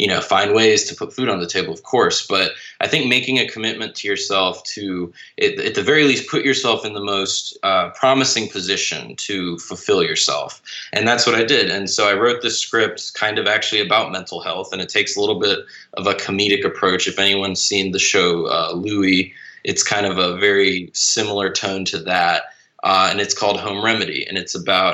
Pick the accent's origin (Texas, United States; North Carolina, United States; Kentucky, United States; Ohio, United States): North Carolina, United States; moved away as an adult; now in Louisiana, United States; I'm originally from North Carolina, and that's where I shot Son of Clowns. And now I live in Louisiana